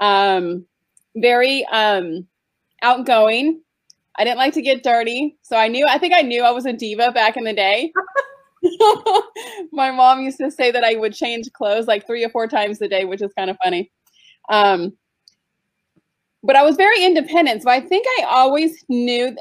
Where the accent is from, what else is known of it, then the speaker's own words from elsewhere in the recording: San Diego, California, United States; moved away as an adult; I grew up in California in San Diego. I lived there for like 22 years